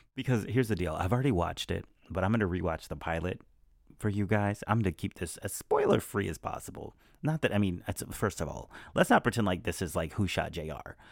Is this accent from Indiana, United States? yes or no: no; Alabama, United States; my hometown in Alabama